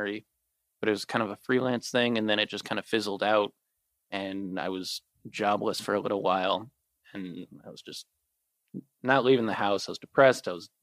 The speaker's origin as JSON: {"language": "English", "town": "San Diego", "region": "California", "country": "United States", "tie": "born or raised there", "also_born_or_lived": "Georgia", "said": "I was born in San Diego"}